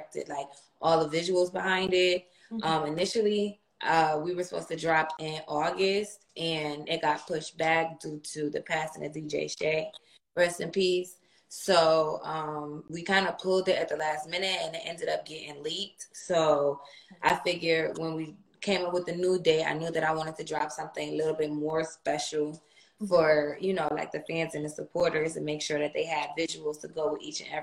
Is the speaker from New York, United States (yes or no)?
yes; Buffalo, New York, United States; I'm from Buffalo, New York